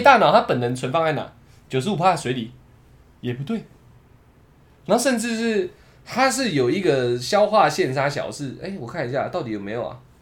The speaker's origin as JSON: {"language": "Chinese", "country": "Taiwan"}